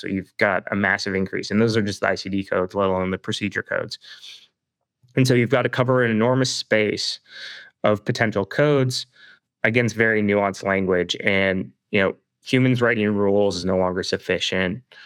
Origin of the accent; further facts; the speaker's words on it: Toronto, Ontario, Canada; I'm Canadian, uh, and born and raised in the Toronto area